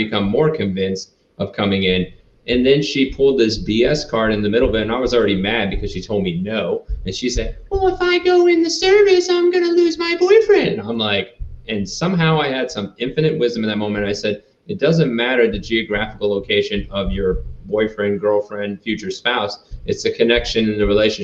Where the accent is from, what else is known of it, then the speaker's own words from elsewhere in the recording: Rhode Island, United States; moved away as an adult; I grew up in Rhode Island. So I lived there for about 18 years.